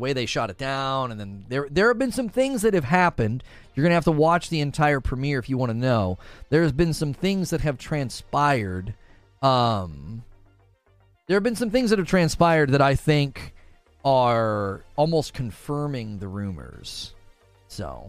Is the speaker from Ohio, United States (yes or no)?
yes; Canton, Ohio, United States; I grew up in Canton